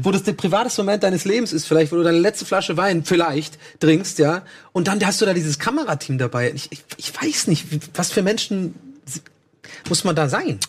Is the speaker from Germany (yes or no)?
yes; Germany; als Deutsche